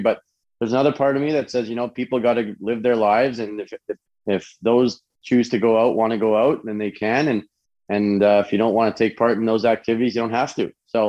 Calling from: Fort Lauderdale, Florida, United States; Right now I'm in Fort Lauderdale, Florida, and I've been in traveling over the past few weeks between a number of different states here

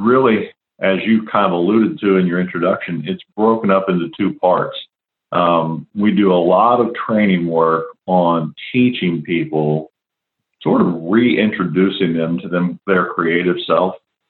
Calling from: West Chester, Ohio, United States; A little north of Cincinnati, Ohio. Okay. A town most people have never heard of called Westchester, Ohio.

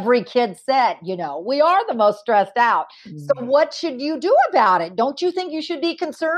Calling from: California, United States; I'm calling in from California.

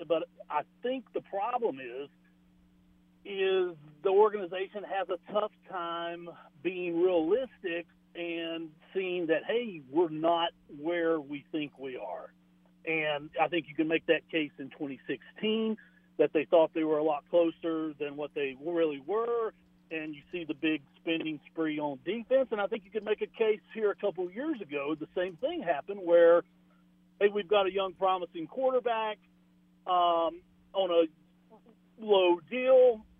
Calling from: North Carolina, United States; Hey, guys. … in North Carolina.

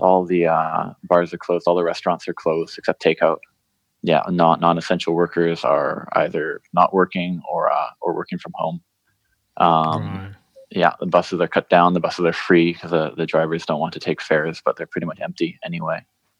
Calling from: Austin, Texas, United States; I'm calling in from Austin, Texas, at my home here, where I'm locked down

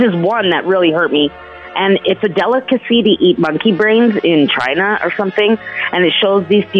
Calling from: Calgary, Alberta, Canada; So I'm calling from Calgary, actually

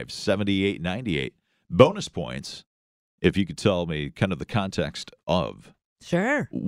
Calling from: Jackson, Mississippi, United States; Uh, I'm in Jackson, Mississippi on my way to work.

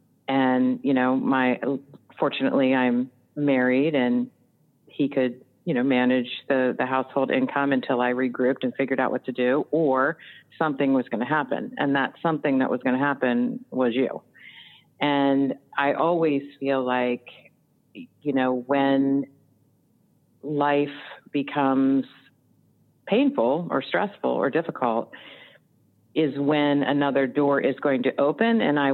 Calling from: Timonium, Maryland, United States; I am calling from Timonium, Maryland. It's about 20 minutes outside of Baltimore, Maryland.

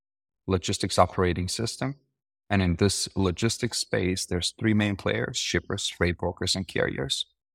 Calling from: San Diego, California, United States; I'm calling from San Diego.

